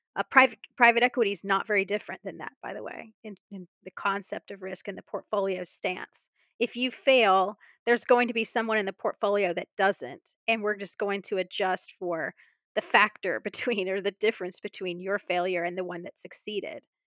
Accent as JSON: {"language": "English", "town": "Mobile", "region": "Alabama", "country": "United States", "tie": "born or raised there", "moved": "yes", "said": "go back to my hometown, Mobile, Alabama"}